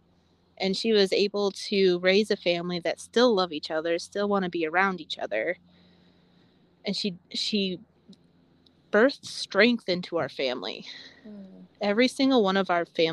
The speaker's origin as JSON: {"language": "English", "area": "20 miles north of Battle Creek", "region": "Michigan", "country": "United States", "tie": "born or raised there", "said": "grew up 20 miles north of Battle Creek."}